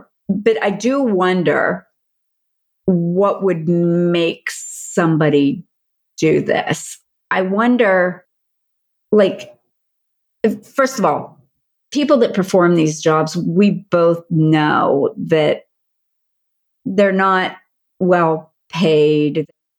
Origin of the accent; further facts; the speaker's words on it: Pennsylvania, United States; I'm from Pennsylvania.